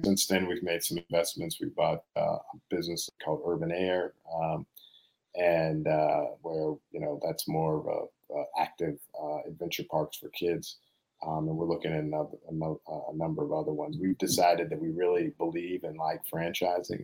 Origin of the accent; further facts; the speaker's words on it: Boston, Massachusetts, United States; also born or lived in Princeton; I was born and raised here in Boston, inner city Boston, primarily with me and my mom.